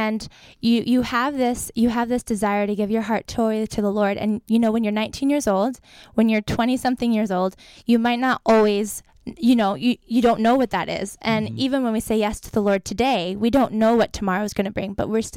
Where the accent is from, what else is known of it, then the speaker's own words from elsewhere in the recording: Tehachapi, California, United States; moved away as an adult; now in Sacramento, United States; I grew up in Tehachapi, California.